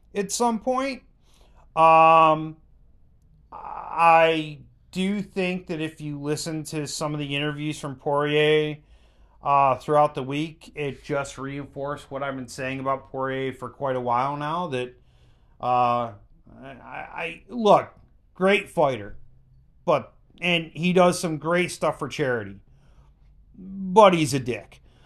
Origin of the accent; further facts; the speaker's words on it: Buffalo, New York, United States; we're from Buffalo